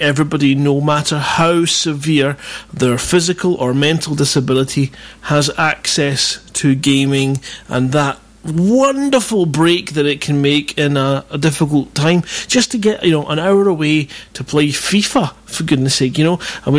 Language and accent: English; Scotland, United Kingdom; I'm Scottish